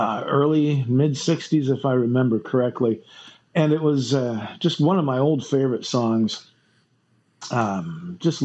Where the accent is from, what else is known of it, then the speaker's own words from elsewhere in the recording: Flint, Michigan, United States; I grew up in Flint, Michigan